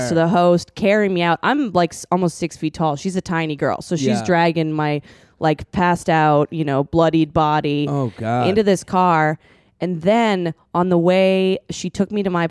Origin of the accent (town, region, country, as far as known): Vancouver, British Columbia, Canada; moved away